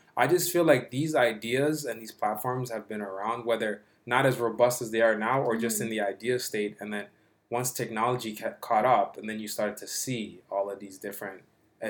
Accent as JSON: {"language": "English", "town": "Toronto", "region": "Ontario", "country": "Canada", "tie": "born or raised there", "said": "I grew up like in Regent Park, just down the street, like not too far from here"}